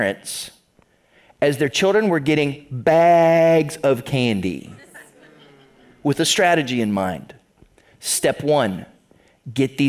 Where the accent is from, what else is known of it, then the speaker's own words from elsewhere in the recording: the other side of Ohio, United States; moved away as an adult; now in Toledo, United States; I grew up on the other side of the state, so I'm not from Northwest Ohio